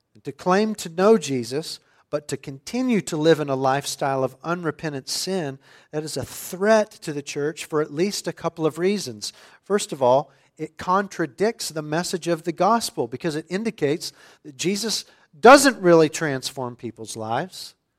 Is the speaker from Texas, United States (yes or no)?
yes; suburban West Texas, United States; for a boy growing up in the Bible Belt of suburban West Texas